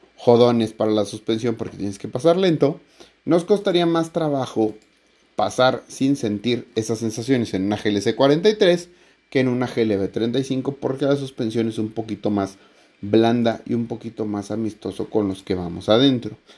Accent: Mexico; como buen mexicano

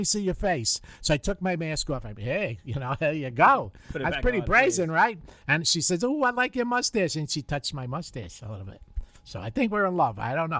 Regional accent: New York City, New York, United States; moved away; there was a hydrant or a Johnny pump, we used to call it, in the Bronx in front of my building.

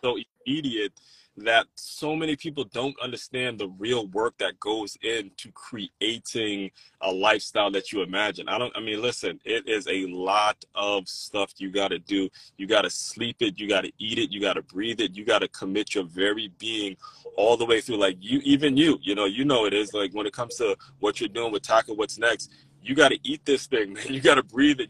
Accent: Maryland, United States; when I was growing up in Maryland

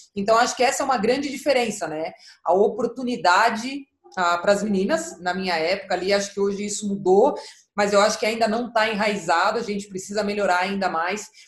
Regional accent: São Paulo, Brazil; eu comecei a jogar com seis anos de idade, aqui em São Paulo, sou, sou paulista, da Zona Norte de São Paulo

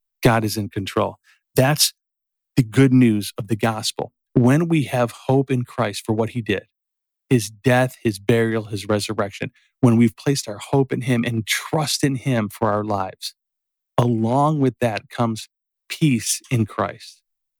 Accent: Berwyn, United States; growing up in Berwyn

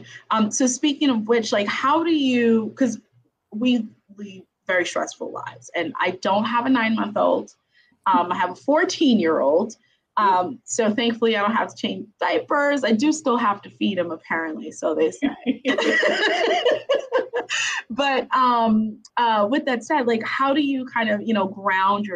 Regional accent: New York City, New York, United States; now in Maryland, United States; I'm from Brooklyn, New York, which is super city, but I'm not a city girl.

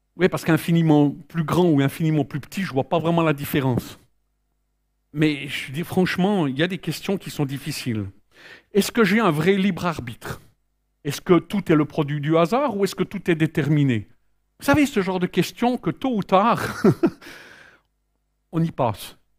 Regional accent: Switzerland; je suis né en Suisse

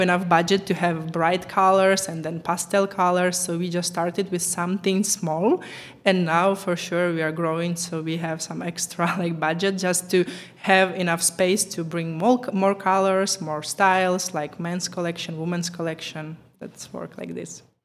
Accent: Ukraine; English is a second language; moved away as an adult; now in Czech Republic; I was born in Ukraine, but I'm living in Czech Republic for last 10 years.

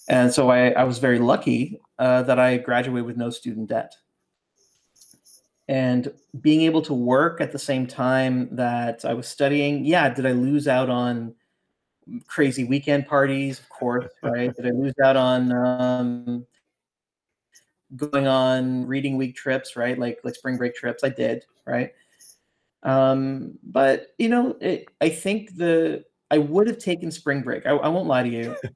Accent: Brampton, Ontario, Canada; the distribution center had opened up in my in, you know in in my hometown then of Brampton. That's where my family lived.

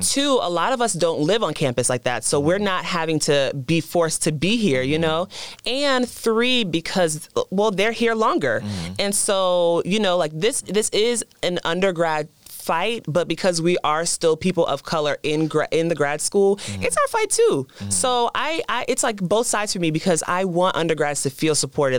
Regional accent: the South, United States; moved away; coming from the South

